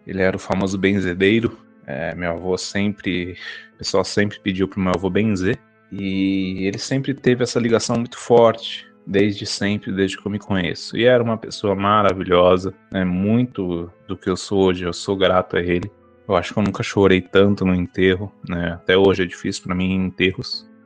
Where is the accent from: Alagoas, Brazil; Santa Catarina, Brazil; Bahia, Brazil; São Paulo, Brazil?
São Paulo, Brazil; sou daqui da cidade de São Paulo, da Grande São Paulo, aqui da Zona Leste.